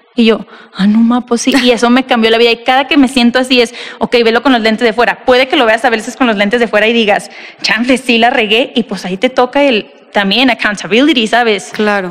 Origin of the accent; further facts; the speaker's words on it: Tijuana, Baja California, Mexico; also born or lived in Monterrey; now in Mexico City, Mexico; yo nací y crecí en Tijuana